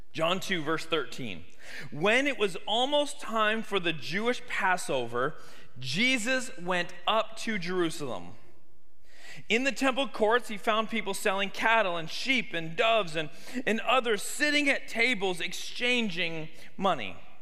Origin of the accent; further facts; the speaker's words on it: Canada; now in Tuscaloosa, United States; me growing up in Canada